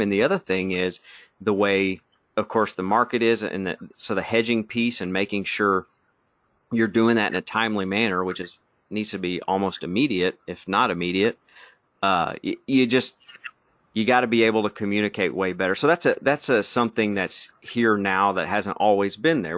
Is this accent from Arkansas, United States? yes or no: yes; Arkansas, United States; We're from Arkansas.